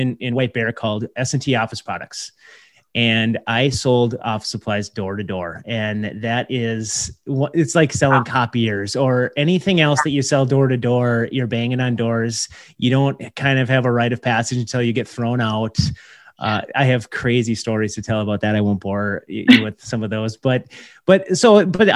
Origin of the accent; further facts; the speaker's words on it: Minneapolis–Saint Paul, Minnesota, United States; I grew up here in the Twin Cities.